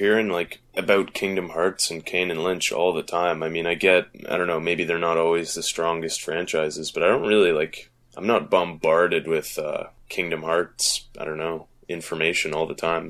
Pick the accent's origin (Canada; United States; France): Canada; Hey, well, I'm Canadian and I play Madden, so there you go.